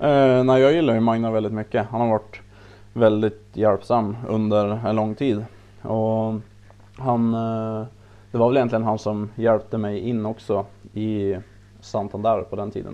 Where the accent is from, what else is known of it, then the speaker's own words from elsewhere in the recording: Östersund, Jämtland, Sweden; jag är väl längdskidåkare i, i, från Östersund, eller Optand, där jag är född och, född och uppväxt